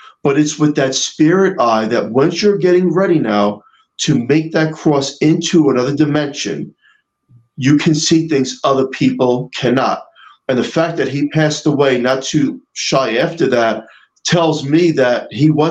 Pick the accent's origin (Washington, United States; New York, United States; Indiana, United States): New York, United States; I'm from New York